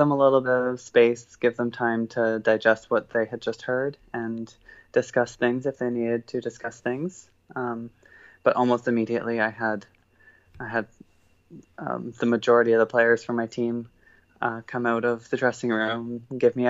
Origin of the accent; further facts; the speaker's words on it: Sarnia, Ontario, Canada; My life growing up in Sarnia, there wasn't a lot of diversity there